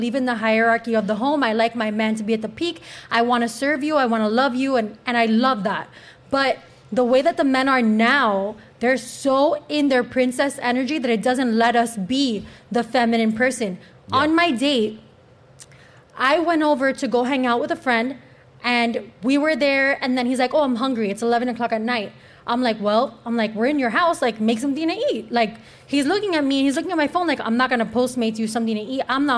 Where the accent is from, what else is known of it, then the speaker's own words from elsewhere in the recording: United States; born there; I was born in America.